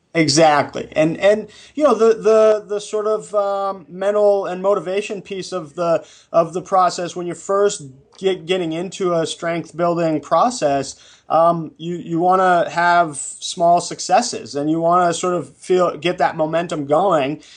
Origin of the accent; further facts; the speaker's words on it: New England, United States; moved away as an adult; also born or lived in Bakersfield; now in Los Angeles, United States; I grew up in New England